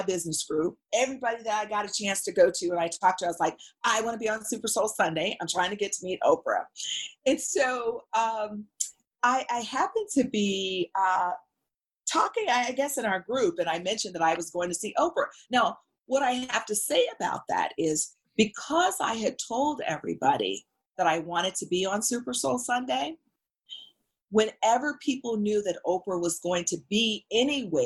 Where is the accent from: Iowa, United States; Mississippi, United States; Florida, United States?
Mississippi, United States; moved away; We're both from Mississippi